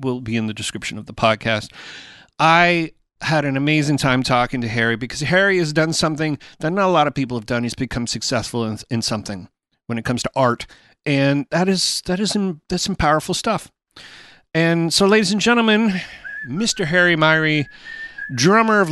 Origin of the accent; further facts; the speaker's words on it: Canada; in Canada, because that's where I'm Canadian